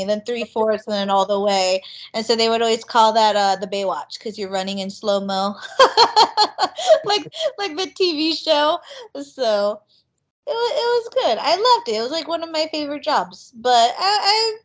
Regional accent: Las Vegas, Nevada, United States; We used to work at this huge water park when I grew up in Vegas

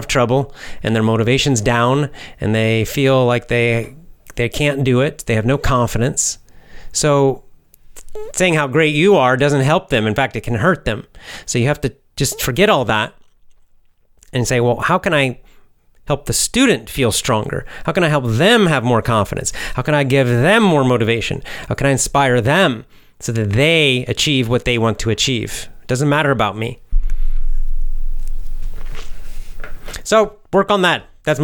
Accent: United States; Yes, I'm American

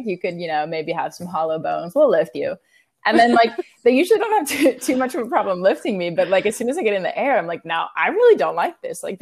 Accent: Orlando, Florida, United States; moved away; I'm from Orlando

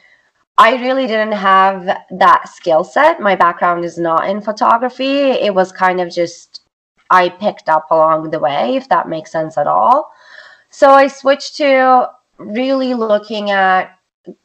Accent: Istanbul, Turkey; first language Turkish; English is a second language; moved away as an adult; also born or lived in New York, United States; now in United States; I'm originally from Istanbul, Turkey. I grew up in Istanbul, came to United States for college, and stayed here

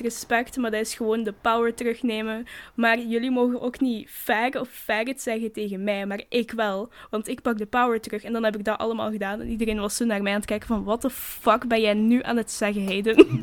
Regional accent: Flanders, Belgium; wij als Vlamingen

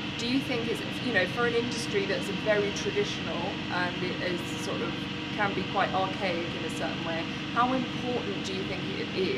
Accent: United Kingdom; now in Pittsburgh, United States; it's a world away from the UK, but that's my home now

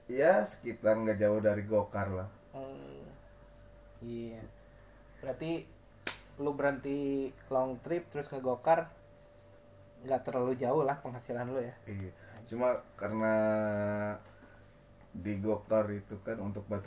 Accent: Bandung, West Java, Indonesia; kan band dari Bandung nih gua sendiri kan orang Bandung

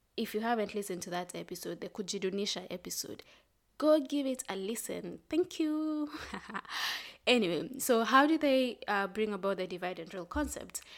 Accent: Kenya; I'm proudly Kenyan

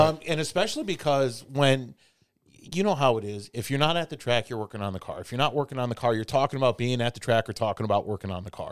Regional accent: Chicago, Illinois, United States; also born or lived in New York; now in Indianapolis, United States; I grew up in Chicago

